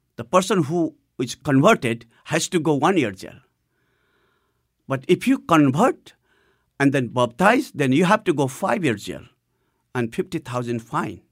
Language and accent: English; Nepal; I had a privilege to go to the first church of Nepal, which was in my hometown